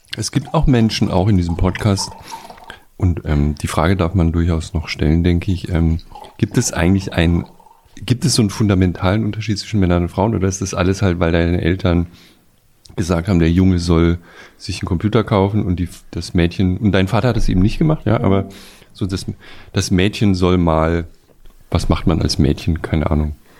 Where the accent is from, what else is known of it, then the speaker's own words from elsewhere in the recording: Bretten, Baden-Württemberg, Germany; moved away; bei uns in Bretten